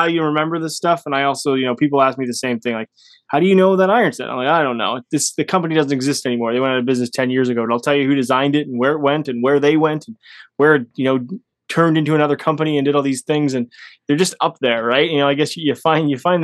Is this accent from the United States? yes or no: no; Canada; I'm Canadian